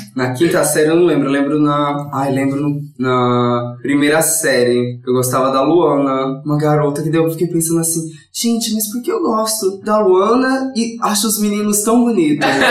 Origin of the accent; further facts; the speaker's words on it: São Paulo, Brazil; a minha quebrada lá, a Fazenda da Juta